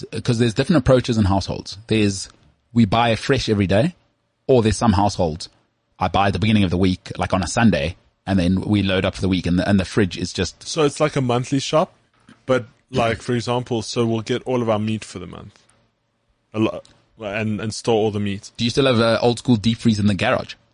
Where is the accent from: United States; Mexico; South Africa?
South Africa; West Rand, Gauteng; I've got North tendencies, even though I'm from the West Rand.